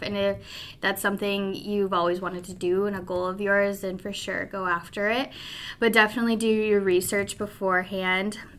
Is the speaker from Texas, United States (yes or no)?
no; Pueblo, Colorado, United States; moved away as an adult; also born or lived in Omaha, Nebraska; I grew up in Pueblo, Colorado